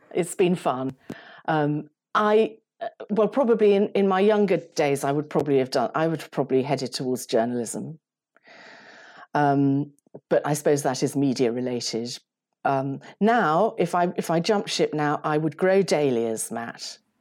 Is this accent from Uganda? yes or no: yes; Uganda; moved away; I was brought up in Uganda